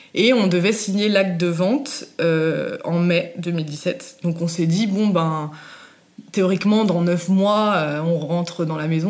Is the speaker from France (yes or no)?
yes; Savoie, Auvergne-Rhône-Alpes, France; also born or lived in Normandy; Je suis arrivée en Savoie quand j'avais 4 ans